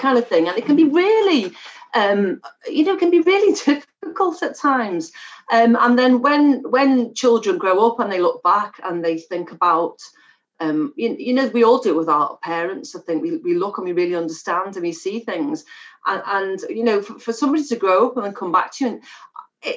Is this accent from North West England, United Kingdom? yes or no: yes; Liverpool, North West England, United Kingdom; a Scouser